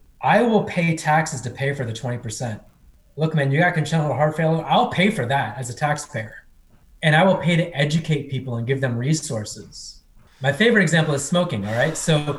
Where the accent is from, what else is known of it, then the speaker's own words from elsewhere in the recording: India; born there; as someone Indian born, India is very corrupt.